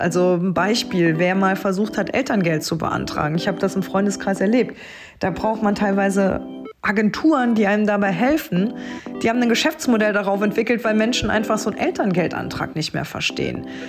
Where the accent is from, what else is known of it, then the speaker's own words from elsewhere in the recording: Trier, Rhineland-Palatinate, Germany; meine Heimat Trier und Trier-Saarburg